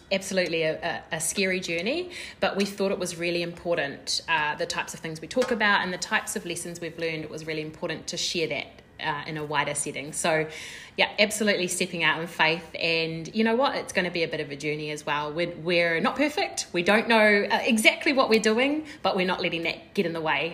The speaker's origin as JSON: {"language": "English", "town": "Porirua", "region": "Wellington", "country": "New Zealand", "tie": "born or raised there", "said": "I was born and raised in Titahi Bay in Porirua. Uh, in New Zealand"}